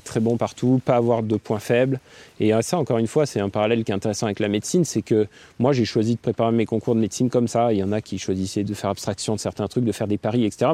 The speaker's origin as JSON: {"language": "French", "town": "Gap", "region": "Provence-Alpes-Côte d'Azur", "country": "France", "tie": "born or raised there", "moved": "as an adult", "lives_now": "Annecy, France", "said": "j'ai grandi à Gap"}